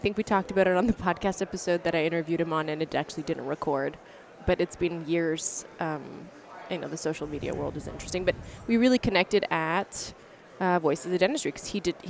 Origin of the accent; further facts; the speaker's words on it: Canada; I'm from Canada